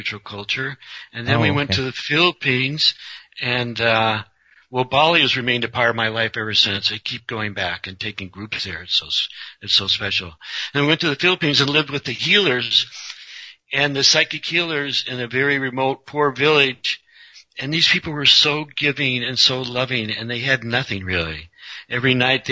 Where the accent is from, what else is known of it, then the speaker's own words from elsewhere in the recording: Colorado, United States; I'm just a normal guy from Colorado